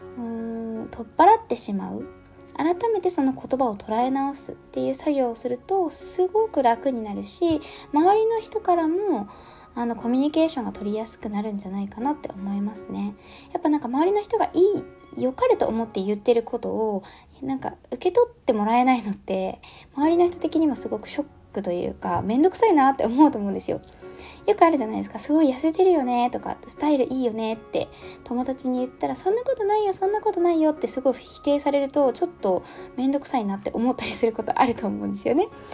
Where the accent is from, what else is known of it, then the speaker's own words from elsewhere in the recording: Yamagata, Japan; moved away; もともと山形県のこう本当に田舎の方出身なんですよね。